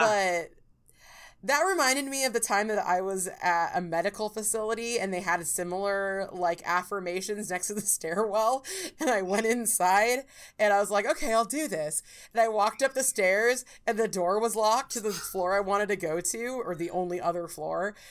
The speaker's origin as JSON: {"language": "English", "region": "California", "country": "United States", "said": "I'm like from California"}